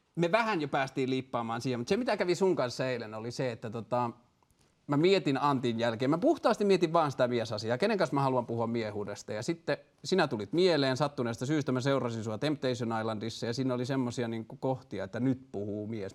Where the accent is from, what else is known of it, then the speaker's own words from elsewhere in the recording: Tornio, Lapland, Finland; olen kotoisin Torniosta, joka on pieni kaupunki Pohjois-Suomessa